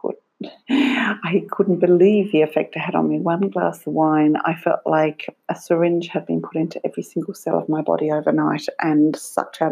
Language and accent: English; Australia; now in Ireland; I live in Ireland, I'm from Australia